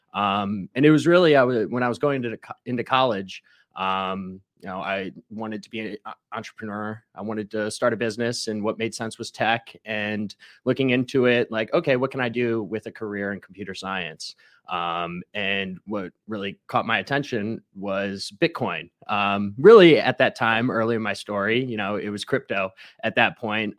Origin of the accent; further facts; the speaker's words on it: Ohio, United States; now in Tampa, United States; I'm from Ohio